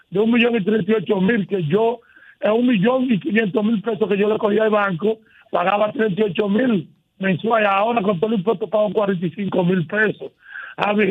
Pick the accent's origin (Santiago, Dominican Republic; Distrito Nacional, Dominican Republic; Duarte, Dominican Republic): Santiago, Dominican Republic; Santiago de los Caballeros; now in United States; yo soy santiaguero.